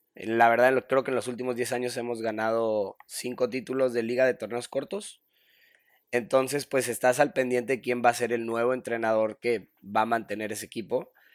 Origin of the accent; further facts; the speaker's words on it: Monterrey, Nuevo León, Mexico; cuando estaba chiquillo vivía en Monterrey. Soy de Monterrey. Este, crecí jugando fútbol siempre